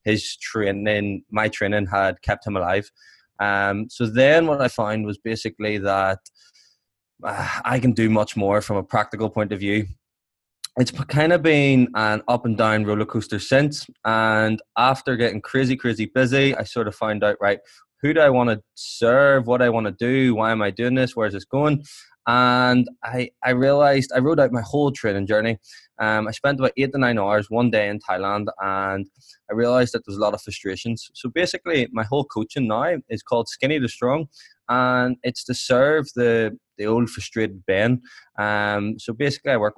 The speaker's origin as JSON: {"language": "English", "town": "Belfast", "region": "Northern Ireland", "country": "United Kingdom", "said": "I'm from Belfast"}